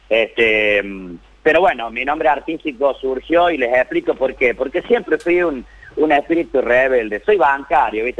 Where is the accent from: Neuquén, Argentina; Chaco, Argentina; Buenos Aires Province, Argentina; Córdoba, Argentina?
Córdoba, Argentina; Quilino; yo soy nacido acá en Córdoba Capital, este, mi familia, mi padre ha sido oriundo de Quilino, desde muy pequeño, casi antes del año de vida, me tocó crecer en ese hermoso lugar en el mundo.